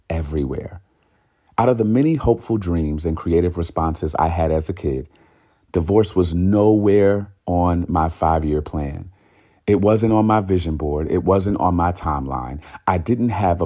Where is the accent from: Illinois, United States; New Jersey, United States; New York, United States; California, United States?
New Jersey, United States; Newark; moved away; also born or lived in Irvington, New Jersey; we both were raised in Newark, but I moved out early to live in a more civilized dwelling.